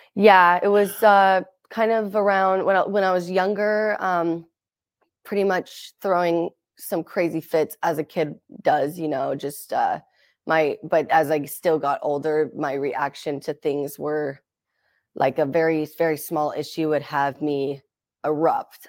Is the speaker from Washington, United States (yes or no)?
yes; Seattle, Washington, United States; also born or lived in Las Vegas, Nevada; I grew up in Seattle, Washington